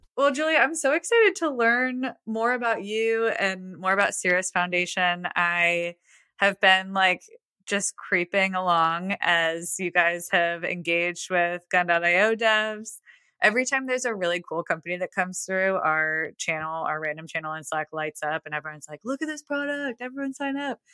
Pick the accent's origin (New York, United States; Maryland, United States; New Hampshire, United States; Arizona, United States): New York, United States; Buffalo; moved away as an adult; now in Nashville, United States; I'm not in Toronto, but I grew up in Buffalo